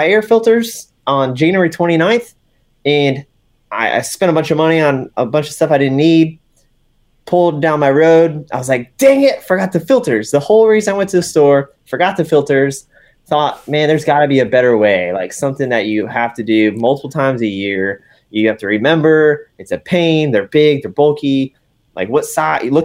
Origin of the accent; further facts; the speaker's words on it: West Palm Beach, Florida, United States; moved away as an adult; now in North Carolina, United States; I'm originally from West Palm Beach, Florida. Now I've lived in North Carolina for over 11 years